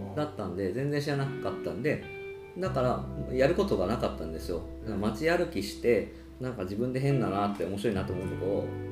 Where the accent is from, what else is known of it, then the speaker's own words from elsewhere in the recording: Arita, Saga, Japan; moved away as an adult; もともと有田出身なんですけど